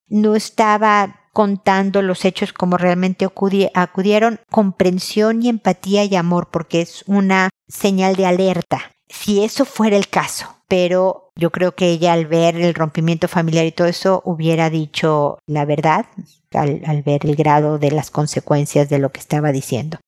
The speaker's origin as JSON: {"language": "Spanish", "country": "Mexico", "also_born_or_lived": "Houston / San Diego", "moved": "as an adult", "lives_now": "Chile", "said": "soy mexicana, vivo en Chile"}